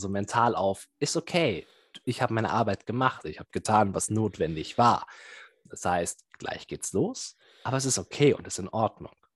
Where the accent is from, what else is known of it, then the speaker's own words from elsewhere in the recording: Bielefeld, North Rhine-Westphalia, Germany; gebürtiger Bielefelder und immer noch hier verblieben